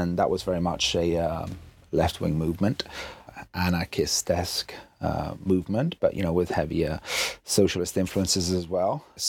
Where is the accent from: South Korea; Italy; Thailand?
Italy; English is a second language; For those that don't know, I'm half English, half Italian, but I've lived in Italy all my life.